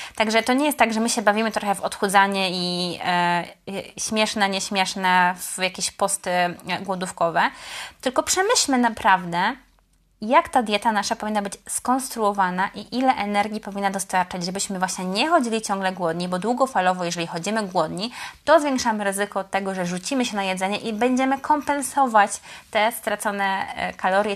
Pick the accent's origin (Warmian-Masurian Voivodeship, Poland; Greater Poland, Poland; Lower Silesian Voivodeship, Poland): Greater Poland, Poland; Poznań; mówię to jako poznanianka